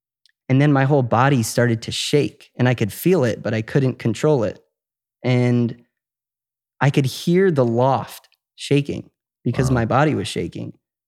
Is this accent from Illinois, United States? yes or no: yes; Chicago, Illinois, United States; Chicago, okay. Suburbs.